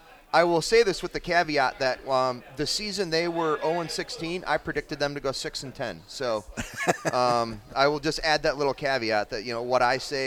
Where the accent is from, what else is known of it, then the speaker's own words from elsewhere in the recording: Wisconsin, United States; moved away; I'm from Wisconsin.